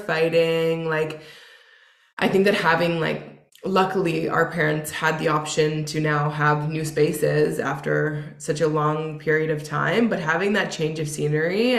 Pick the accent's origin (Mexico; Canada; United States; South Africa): Canada; Winnipeg, Manitoba; now in Toronto, Canada; I grew up in Winnipeg